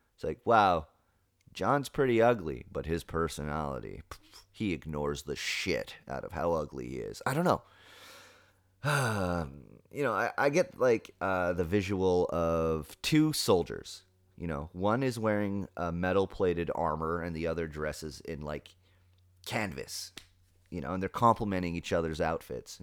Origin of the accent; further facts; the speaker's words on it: England, United Kingdom; moved away; I'm English, 'cause that's how I define myself, you know? I'm English